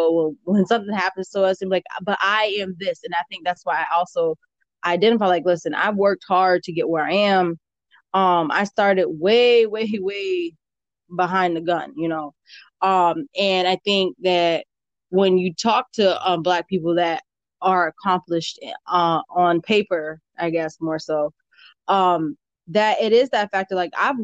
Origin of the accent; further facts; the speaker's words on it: Hartford, Connecticut, United States; I grew up in Hartford